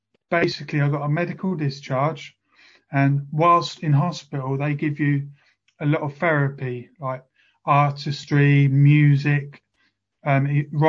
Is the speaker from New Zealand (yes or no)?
no; Bromsgrove, West Midlands, United Kingdom; also born or lived in South of England; now in Chatham, United Kingdom; I was born in Bromsgrove, and I moved down south to live with my dad